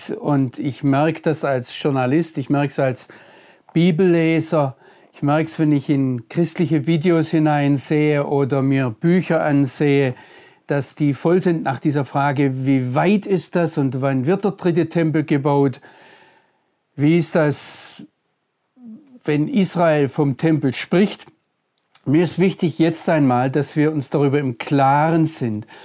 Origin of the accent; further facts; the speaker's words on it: Baden-Württemberg, Germany; Aber ich bin Deutscher, ich komme aus Mitteleuropa, ich bin im Schwarzwald aufgewachsen.